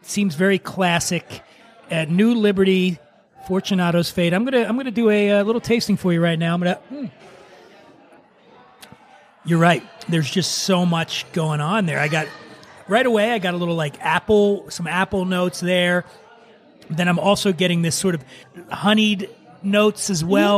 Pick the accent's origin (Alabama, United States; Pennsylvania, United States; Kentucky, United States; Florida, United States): Pennsylvania, United States; Philadelphia; moved away as an adult; now in Venice Beach, United States; I grew up in Frankfurt